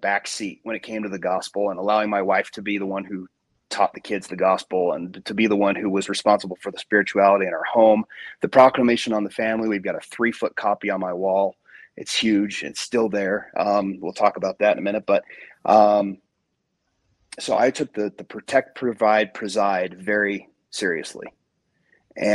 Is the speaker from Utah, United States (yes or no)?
yes; Salt Lake City, Utah, United States; I was raised in Salt Lake. I went on a mission to Italy.